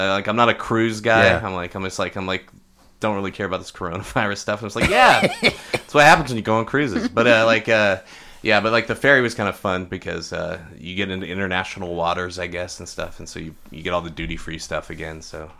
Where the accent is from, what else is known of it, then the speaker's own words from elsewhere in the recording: Lubbock, Texas, United States; I'm from Lubbock.